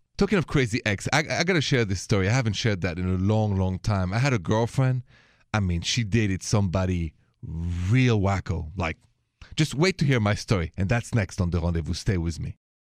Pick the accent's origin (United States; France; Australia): France; accent: French; My accent is French